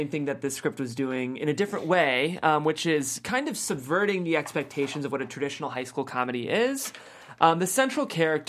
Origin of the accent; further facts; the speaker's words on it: Cleveland, Ohio, United States; I'm from Cleveland